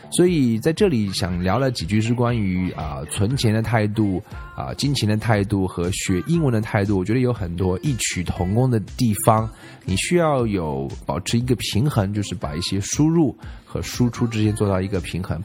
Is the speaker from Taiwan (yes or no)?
no; China; 我们中国人